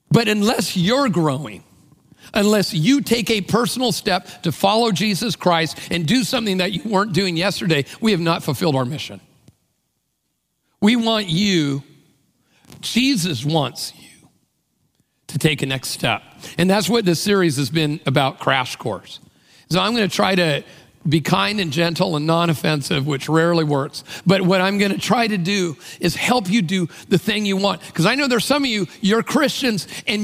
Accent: Tacoma, Washington, United States; I came from Tacoma, which is like another country.

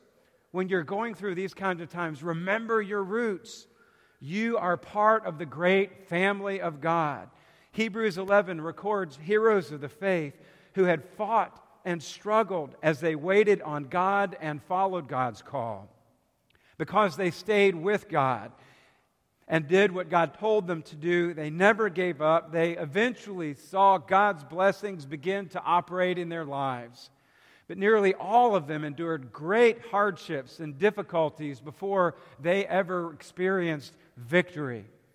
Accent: South Carolina, United States; I'm from South Carolina, so we pull for the Gamecocks.

